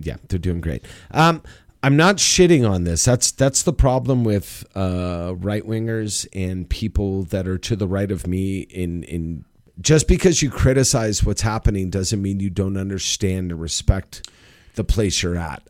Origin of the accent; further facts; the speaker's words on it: United States; as an American